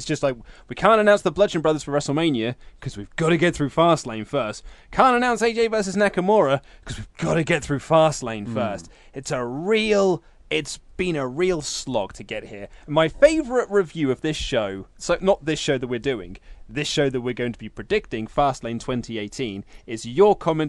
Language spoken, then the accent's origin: English; Reading, South East England, United Kingdom; I was born and raised in Reading, lived in Caversham for 18 years.